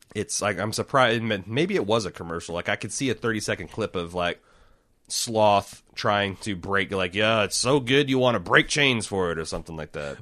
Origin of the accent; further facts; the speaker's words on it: Midwest, United States; I like growing up in the Midwest. I hate living here as an adult.